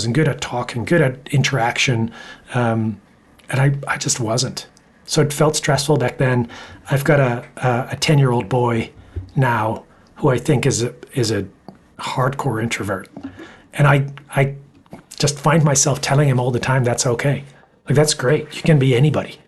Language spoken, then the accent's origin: English; Amsterdam, North Holland, Netherlands; moved away as an adult; also born or lived in Toronto, Canada / United States; I was born in Amsterdam in the Netherlands.